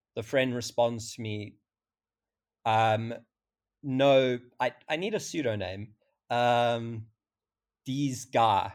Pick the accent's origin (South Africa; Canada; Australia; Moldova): South Africa; I'm twenty-five, I'm from South Africa